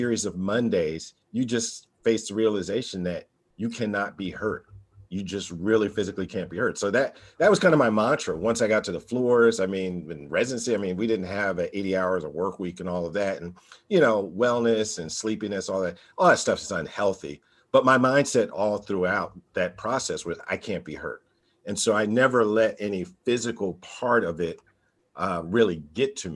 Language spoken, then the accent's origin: English; New Jersey, United States; now in Nashville, United States; I was born and raised in New Jersey, public high school product